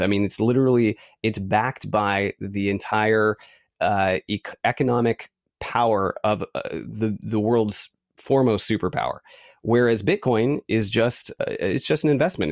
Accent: San Francisco, California, United States; also born or lived in Santa Cruz, California; I grew up in San Francisco

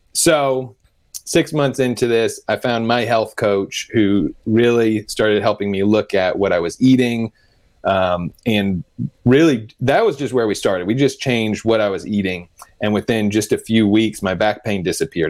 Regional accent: Denver, Colorado, United States; I grew up in Denver

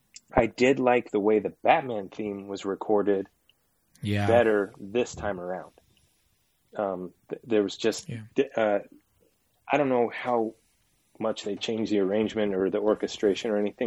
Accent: Reno, Nevada, United States; I was still living in Reno, my hometown.

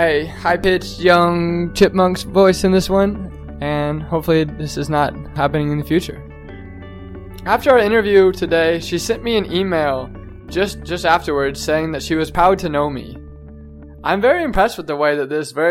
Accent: Topeka, Kansas, United States; moved away as an adult; now in St. Paul, United States; I'm from Topeka, Kansas, which is much more of a conservative, traditional place

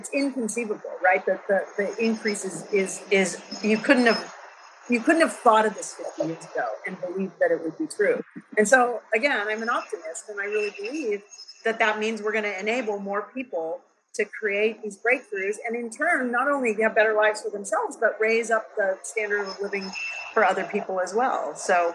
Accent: Silicon Valley, California, United States; I was born in Silicon Valley in 1958

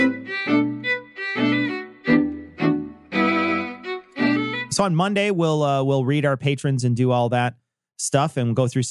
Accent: Chicago, Illinois, United States; I am from Chicago

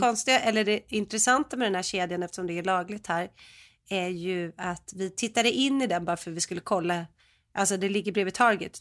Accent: Sweden; moved away; som svensk

